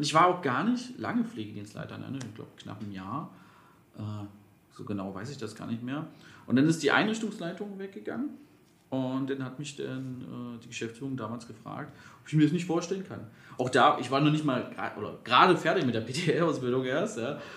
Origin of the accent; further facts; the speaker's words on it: Magdeburg, Saxony-Anhalt, Germany; moved away as an adult; now in Berlin, Germany; ich komme ja ursprünglich aus Magdeburg.